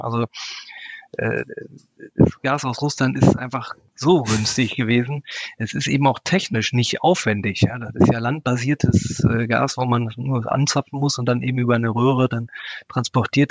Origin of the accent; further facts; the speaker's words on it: Germany; als Deutsche